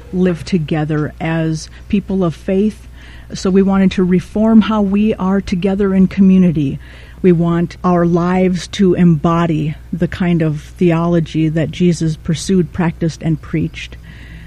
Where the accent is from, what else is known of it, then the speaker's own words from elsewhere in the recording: Rhinelander, Wisconsin, United States; also born or lived in River Falls, Wisconsin; I was born and raised in Rhinelander, Wisconsin